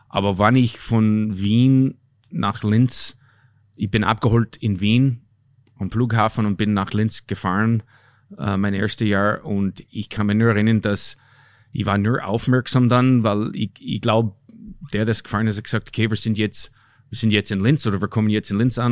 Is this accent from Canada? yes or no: yes; Canada; moved away; also born or lived in Austria; ich bin ein Kanadier